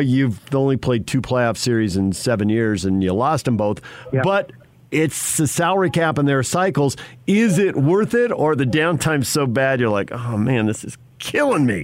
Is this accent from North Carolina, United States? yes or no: no; San Diego, California, United States; I grew up in San Diego and lived in Southern California for a long time